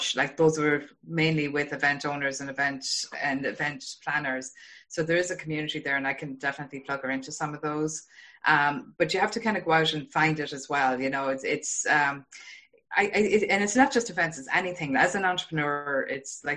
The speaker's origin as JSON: {"language": "English", "country": "Ireland", "moved": "yes", "lives_now": "Boston, United States", "said": "I'm from Ireland. Yeah. Yeah. I live in Boston"}